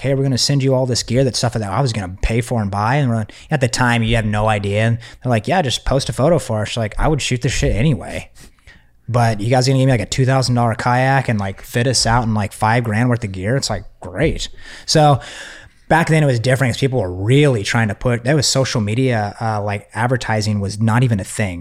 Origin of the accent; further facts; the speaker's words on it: Texas, United States; I'm from Texas.